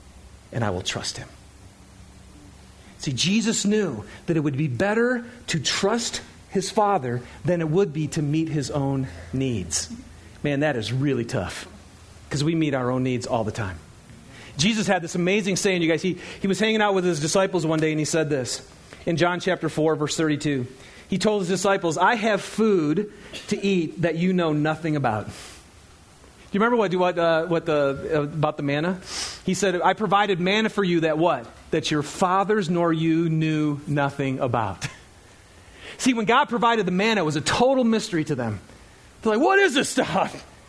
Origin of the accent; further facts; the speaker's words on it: Michigan, United States; I'm from Michigan, right? I'm thinking pine trees and, you know, maples and oaks.